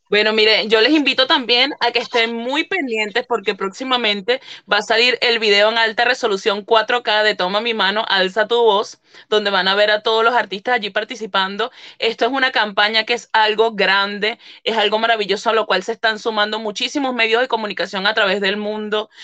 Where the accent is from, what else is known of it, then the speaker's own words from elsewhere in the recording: Venezuela; moved away as an adult; now in Italy; soy venezolana, pero estoy desde hace seis años aproximadamente viviendo aquí en Italia